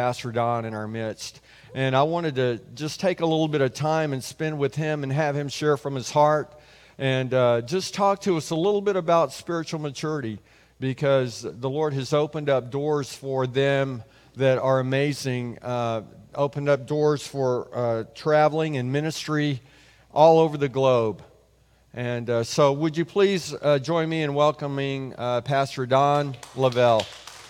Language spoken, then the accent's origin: English; Calallen, Texas, United States; I grew up in Cal Allen